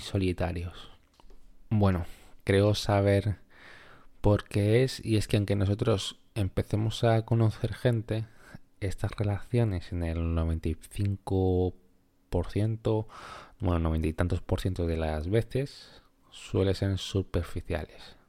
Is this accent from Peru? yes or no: yes; Peru; moved away; mi país de origen, que ya te adelanto, que es Perú.